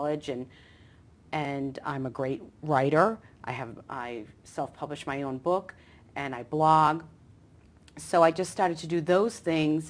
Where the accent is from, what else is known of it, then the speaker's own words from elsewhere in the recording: Medford, Massachusetts, United States; now in Atlanta, United States; I'm from Medford.